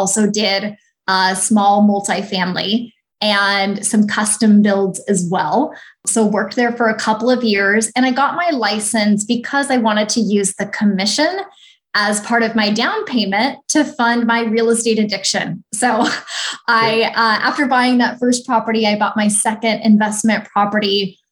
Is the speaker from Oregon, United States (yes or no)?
no; Snohomish, Washington, United States; now in Phoenix, United States; I'm originally from the Pacific Northwest, so just north of Seattle